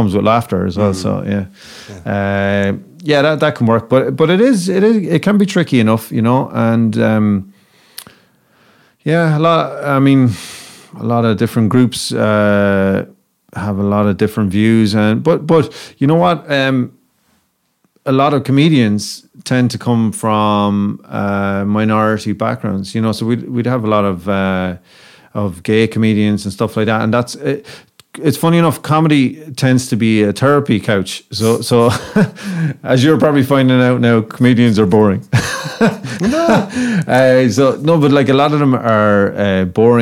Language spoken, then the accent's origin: English; Ireland